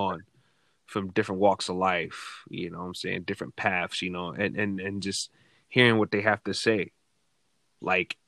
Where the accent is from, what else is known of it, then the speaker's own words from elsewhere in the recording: New York City, New York, United States; I'm from Brooklyn